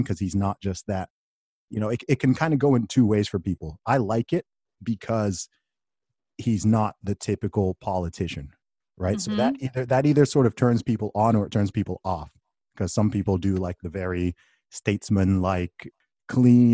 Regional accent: United Kingdom; I'm saying this as a Brit, right? I'm overseas

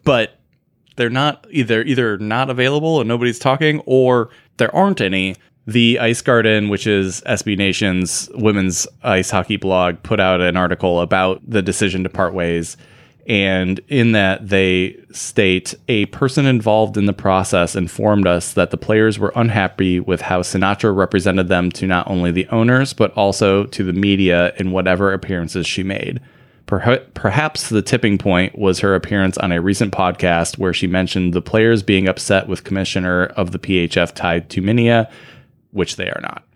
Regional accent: United States; we are good American boys

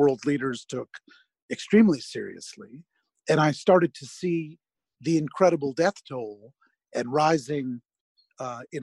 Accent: New York, United States; I'm a New Yorker

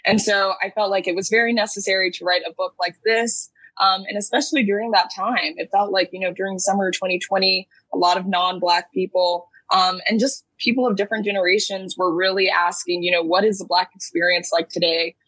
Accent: Dallas, Texas, United States; now in New York, United States; I hail from Dallas, Texas, but currently live in New York

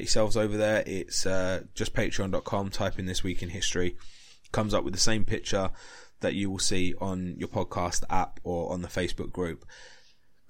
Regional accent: England, United Kingdom; I'm English. I love my country. I love England.

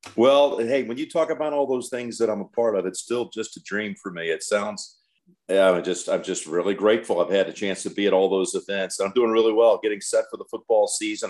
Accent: United States; as true blue and red, white, and blue as any American defined

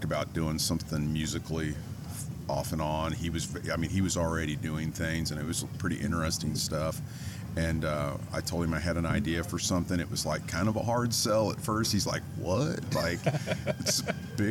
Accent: Kansas City, United States; moved away as an adult; also born or lived in Los Angeles; I'm from Kansas City originally, and I had transplanted myself out to LA in the early 2000s

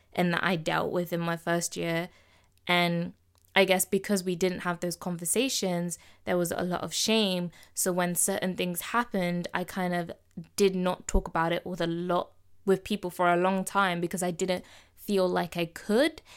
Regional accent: Midlands, United Kingdom; accent: Midlands; I'm not from London. I'm not from down south. I'm a Midlands girl, so I'm gonna speak with my accent.

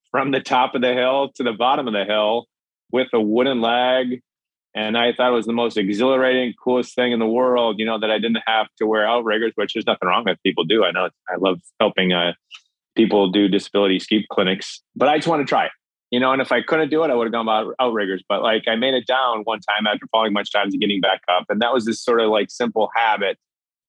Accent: Minnesota, United States; I grew up in Minnesota, land of 10,000 lakes.

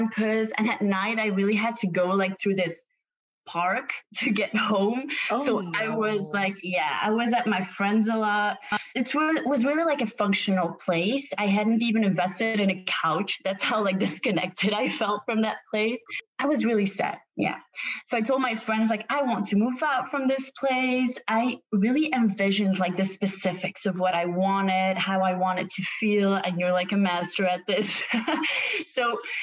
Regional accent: Belgium; also born or lived in Ghent, Belgium; I'm from Belgium

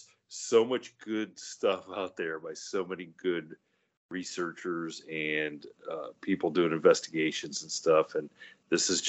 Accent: Ohio, United States; growing up in Ohio

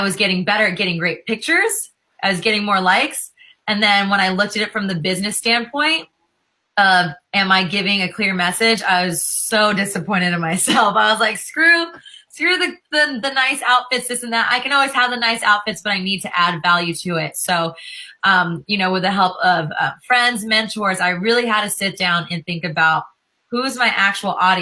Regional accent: California, United States; also born or lived in Los Angeles; I'm a California girl

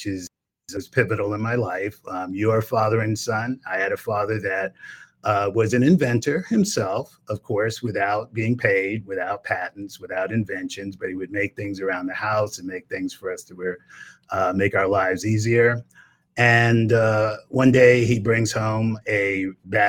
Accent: New York City, New York, United States; moved away; I grew up in Brownsville, New York, which is Brownsville, Brooklyn

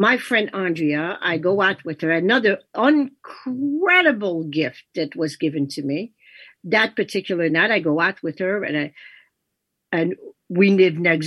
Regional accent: Canada; first language French; English is a second language; moved away as an adult; also born or lived in New York; my life in Canada, my life with my siblings and everything ended when I was 18

